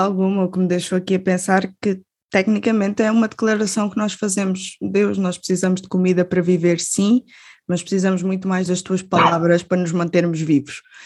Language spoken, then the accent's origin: Portuguese; Albufeira, Algarve, Portugal; eu sou da Albufeira, do Algarve